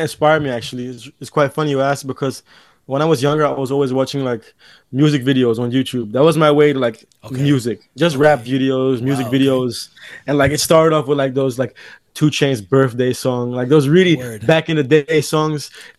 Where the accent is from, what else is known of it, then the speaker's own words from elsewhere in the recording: Amsterdam, North Holland, Netherlands; Okay, well … I'm a 22-year-old artist, born and raised in Amsterdam.